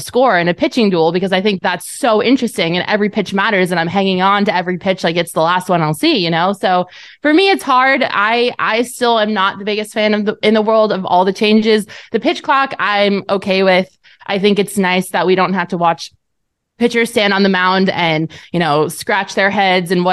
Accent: Colorado, United States; moved away; also born or lived in Arizona; I grew up in Colorado

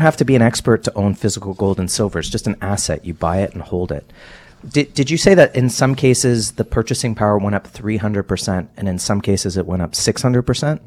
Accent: Canada; as a Canadian

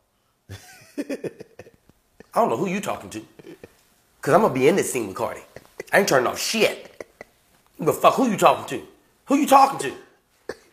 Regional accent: Louisiana, United States; I'm from Louisiana

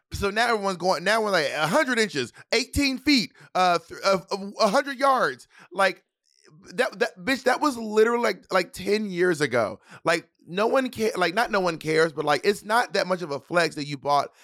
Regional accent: the South, United States; I'm Southern

